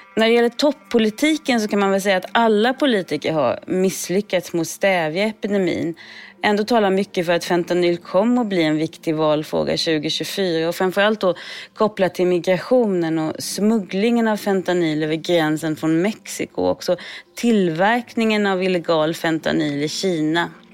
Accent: Sweden; moved away as an adult; now in United States; jag är uppvuxen i Sverige

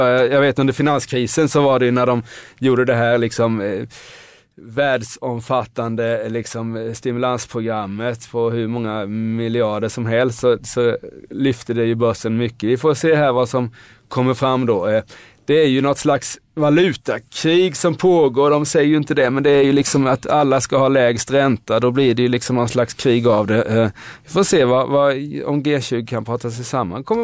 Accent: Nybro, Kalmar County, Sweden; now in Stockholm, Sweden; och jag är ett exempel, jag kom från Nybro till Stockholm.

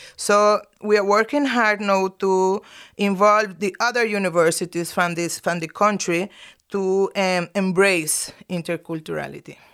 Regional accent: Nicaragua; I'm from Nicaragua

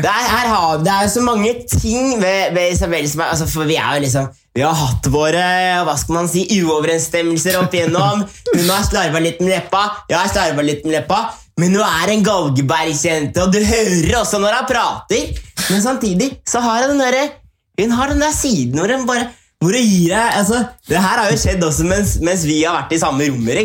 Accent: Norway; now in Sweden; folk hjemme i Norge

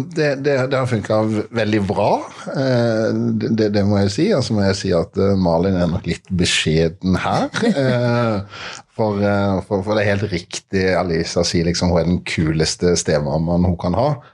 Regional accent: Mandal, Agder, Norway; i Mandal, eh, min hjemby

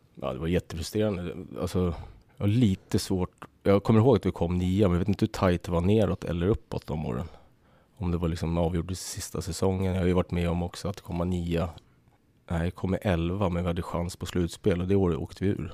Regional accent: Södertälje, Stockholm County, Sweden; Jag är uppväxt i SSK. Jag spelade ju, började i skridskoskolan när jag var sex

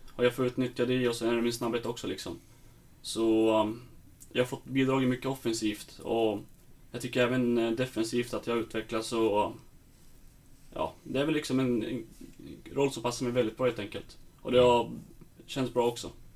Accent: Sundsvall, Västernorrland County, Sweden; moved away as an adult; now in Stockholm, Sweden; det är skönt att vara hemma i Sundsvall

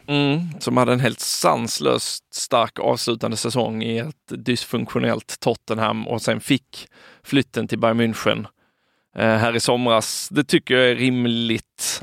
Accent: Sweden

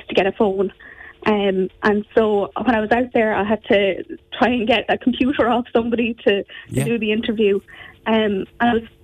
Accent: Ferns, Leinster, Ireland; I'm from Ferns, went to SBJ. My dad had an orchard outside Ferns there

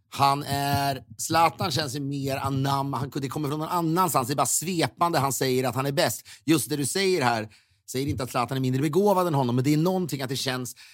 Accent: Sweden; now in United States; Då får man ju också som svensk gåshud av det.

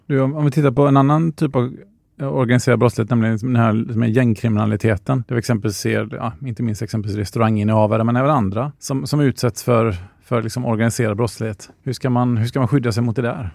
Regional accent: Sweden; som svensk

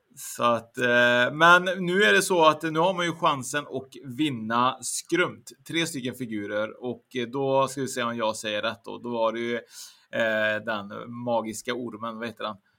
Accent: Trollhättan, Västra Götaland, Sweden; där jag kommer från, Trollhättan

